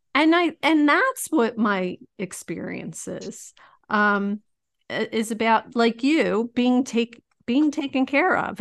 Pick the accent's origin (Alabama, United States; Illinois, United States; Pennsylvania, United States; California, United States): Pennsylvania, United States; Philadelphia; Tony Ronis is a pizza place in my hometown of Roxborough in Philadelphia.